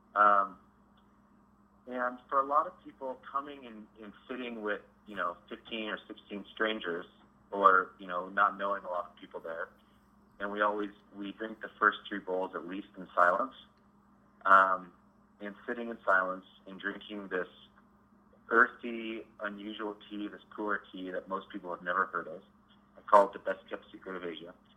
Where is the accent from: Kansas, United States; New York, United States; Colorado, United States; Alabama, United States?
Colorado, United States; Denver; I grew up in Denver